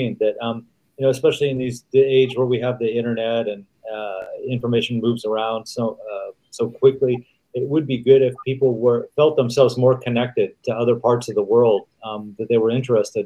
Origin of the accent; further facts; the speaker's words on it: United States; moved away as an adult; I grew up, again, in the United States